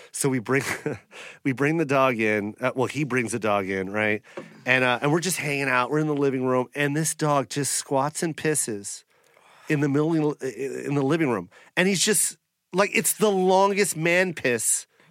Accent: Washington, United States; I'm from Washington

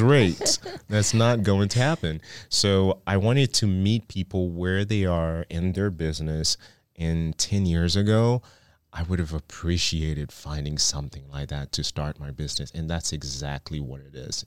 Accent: Haiti; now in Dallas, United States; I grew up in Haiti

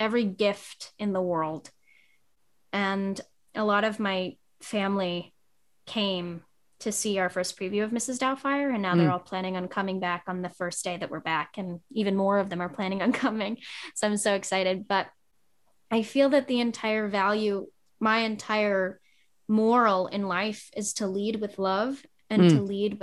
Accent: New York City, New York, United States; And my hometown is small, and I come from Staten Island

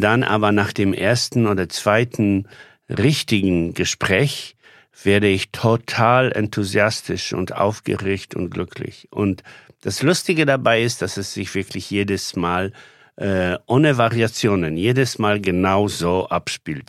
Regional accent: Poland; now in Germany; ich Pole bin

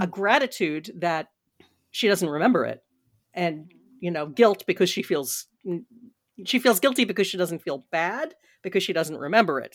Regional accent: Washington, District of Columbia, United States; I said it in Washington, D C, because I love my hometown

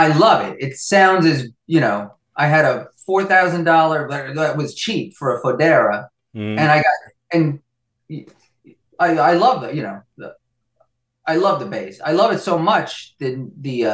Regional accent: Nyack, New York, United States; I was born in Nyack, New York.

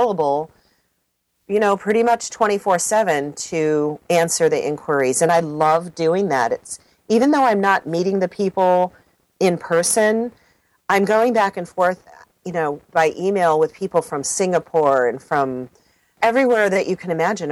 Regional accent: Detroit, Michigan, United States; also born or lived in Southern California; now in Sonoma Valley, United States; So I grew up in the Detroit area and also in Southern California. And now I'm in Northern California most of the time.

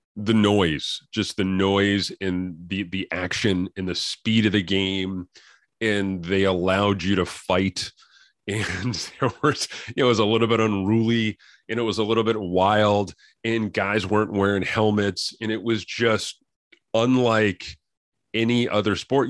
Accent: Connecticut, United States; I grew up in Connecticut

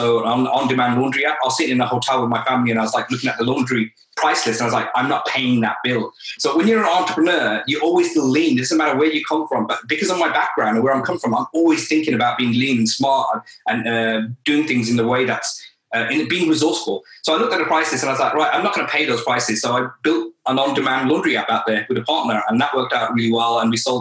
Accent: Birmingham, West Midlands, United Kingdom; moved away as an adult; now in London, United Kingdom; I'm originally from Birmingham

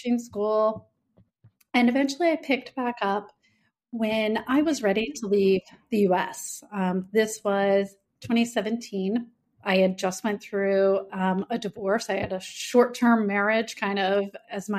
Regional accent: St. Louis, Missouri, United States; moved away as an adult; also born or lived in Shanghai, China; now in Italy; I am originally from the Midwest, what we consider flyover country, beautiful downtown St. Louis, Missouri. So growing up in Missouri

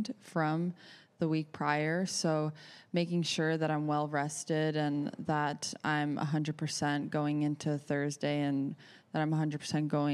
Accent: Florida, United States; I grew up in Florida on Bermuda grass

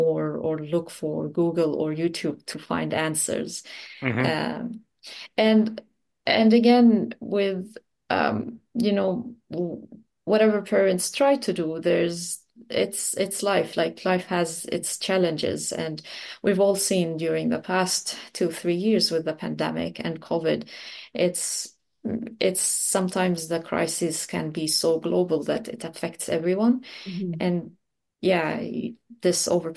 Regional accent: Lebanon; also born or lived in United Arab Emirates; now in New Zealand; I'm originally from Lebanon in the Middle East

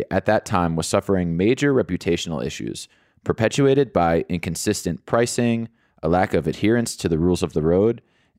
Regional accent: United States; now in South Africa; I'm an American expat living in South Africa

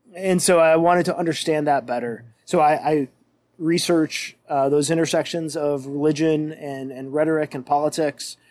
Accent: Western New York, United States; moved away as an adult; now in Milwaukee, United States; I'm a Western New York boy at heart

